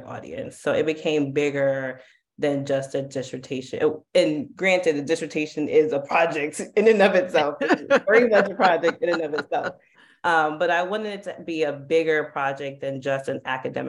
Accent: New York City, New York, United States; growing up in Harlem

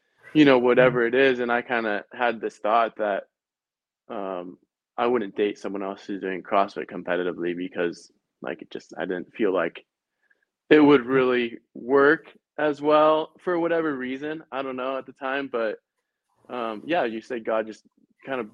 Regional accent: Lynden, Washington, United States; also born or lived in Oregon; I'm from Linden

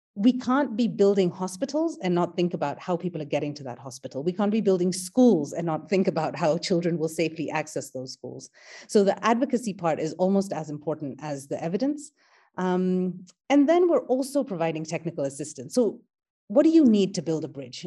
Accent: Kenya; I am an Indian Kenyan. So my ancestors came to Kenya as indentured laborers

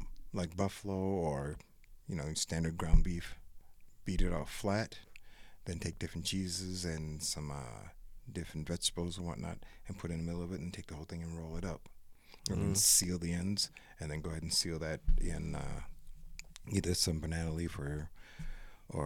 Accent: Midwest, United States; I'm a Midwesterner

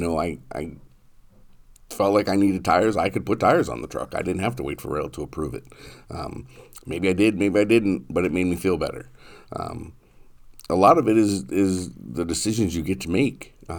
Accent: New Hampshire, United States; now in Marshfield, United States; New Hampshire.

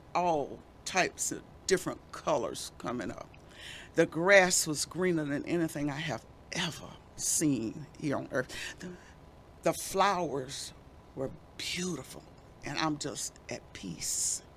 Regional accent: Mullins, South Carolina, United States; We lived on Old Stage Road in South Carolina, Mullen, South Carolina.

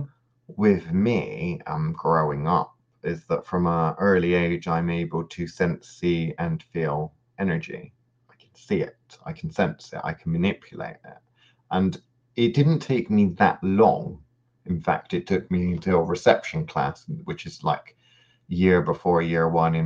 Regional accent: United Kingdom; growing up in the British education system

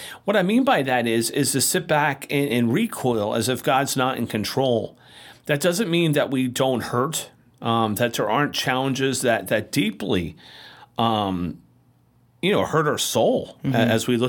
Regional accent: United States; as a Christian living in America.

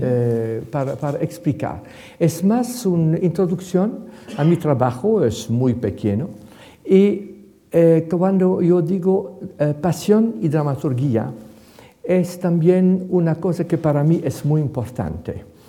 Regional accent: Ghent, Flanders, Belgium; Spanish is a second language; now in Madrid, Spain; Comencé mi infancia en Gante

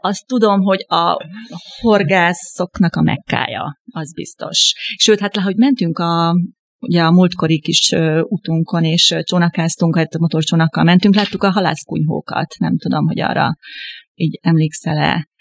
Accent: Debrecen, Hajdú-Bihar, Hungary; ugye én debreceni származású vagyok

